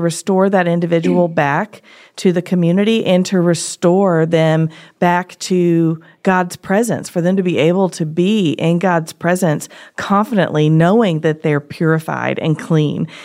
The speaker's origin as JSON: {"language": "English", "region": "Tennessee", "country": "United States", "said": "I'm from Tennessee"}